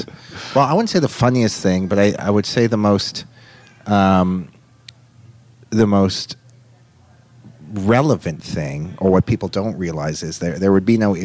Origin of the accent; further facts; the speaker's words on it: Toronto, Ontario, Canada; I was raised in the richest, most affluent Jewish neighborhood, probably in the world. Like billionaire Jews. It's called Forest Hill